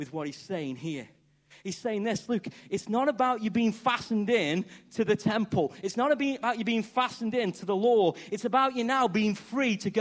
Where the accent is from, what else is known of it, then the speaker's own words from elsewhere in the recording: Stoke-on-Trent, West Midlands, United Kingdom; accent: Stokey; I'm a bloke from Stoke, first time abroad, and I'm talking English, and I'm talking Stokey